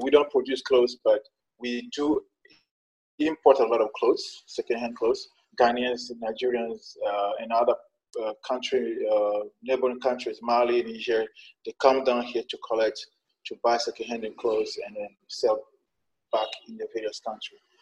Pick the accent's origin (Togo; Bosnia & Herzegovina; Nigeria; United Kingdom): Togo; Sokodé, Centrale; English is a second language; also born or lived in China; I'm from Togo. Uh, uh, I was born in northern part of the country in a city called Sokode